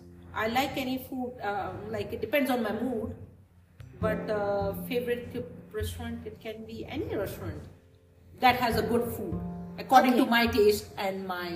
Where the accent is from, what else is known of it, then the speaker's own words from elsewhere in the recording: Pakistan; moved away as an adult; now in Dubai, United Arab Emirates; I grew up in Pakistan.